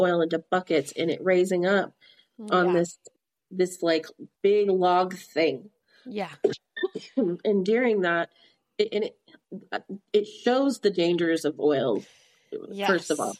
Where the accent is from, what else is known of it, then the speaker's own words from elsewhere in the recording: Midland, Texas, United States; Midland, where we grew up, was a boom town